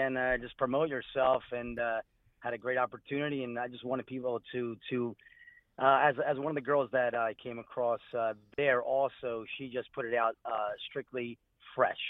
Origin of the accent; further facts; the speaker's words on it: Calabria, Italy; now in Philadelphia, United States; I'm originally from Calabria, Italy, and coming over here to this country